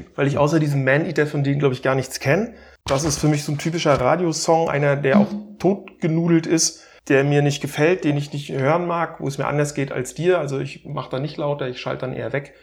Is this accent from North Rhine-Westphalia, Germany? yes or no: no; Stralsund, Mecklenburg-Vorpommern, Germany; moved away; ich bin ja wie gesagt in Stralsund an der Ostsee groß geworden